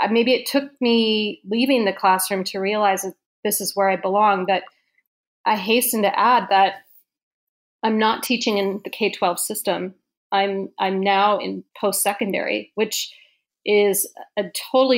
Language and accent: English; Seattle, Washington, United States; Went to a large Catholic school in Seattle called Blanchette